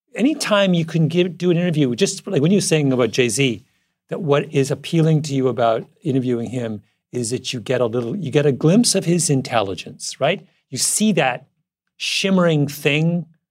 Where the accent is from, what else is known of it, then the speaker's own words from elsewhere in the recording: Canada; moved away; conservative boy from rural Canada